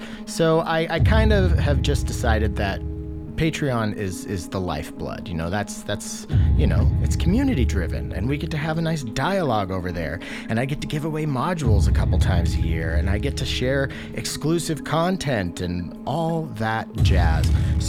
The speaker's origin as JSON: {"language": "English", "region": "Washington", "country": "United States", "said": "I'm being from Washington, Spokane is not a place that I would think of as a synth town"}